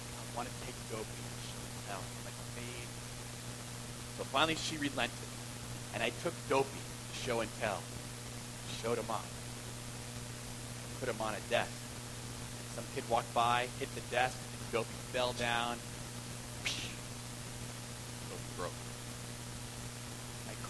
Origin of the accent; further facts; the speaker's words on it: Southern California, United States; I grew up in Southern California